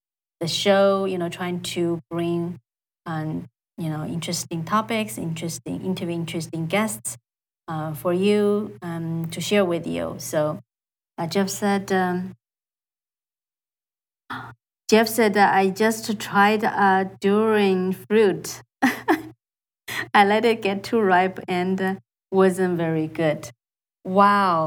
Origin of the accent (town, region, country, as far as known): China; English is a second language; moved away as an adult; also born or lived in Iowa City, Iowa, United States / California, United States; now in United States